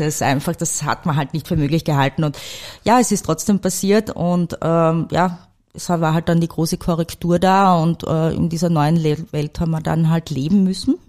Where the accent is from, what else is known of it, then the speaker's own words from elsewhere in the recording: St. Peter am Kammersberg, Styria, Austria; moved away; also born or lived in Salzburg / Frankfurt; Ich bin im Bezirk Mura aufgewachsen, in einem kleinen Ort namens St. Peter am Kammersberg